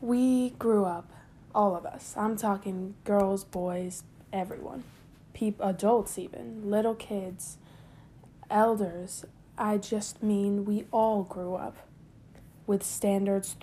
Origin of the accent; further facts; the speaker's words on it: San Juan, Puerto Rico; I was born and raised in San Juan, Puerto Rico